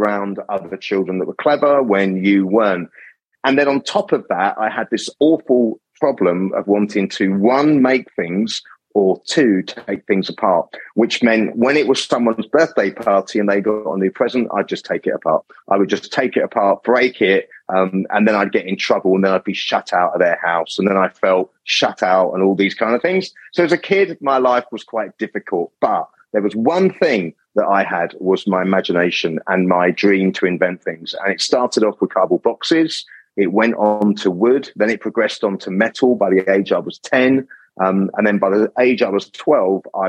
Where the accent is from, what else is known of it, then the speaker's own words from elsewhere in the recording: Kent, South East England, United Kingdom; accent: English; moved away; I grew up in Britain. My parents and myself and my brother, we lived in the Kentish countryside